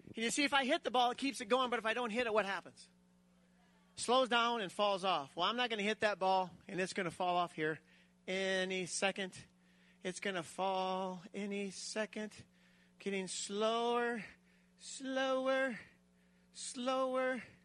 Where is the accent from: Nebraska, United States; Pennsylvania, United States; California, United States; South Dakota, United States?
South Dakota, United States; I grew up in South Dakota. I still live there